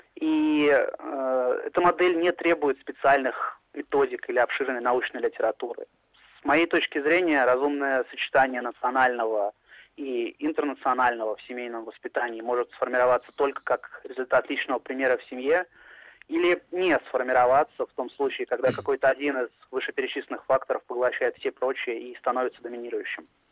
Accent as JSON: {"language": "Russian", "region": "Moscow", "country": "Russia", "said": "я россиянин, при этом я русский, я москвич, но мои предки поморы"}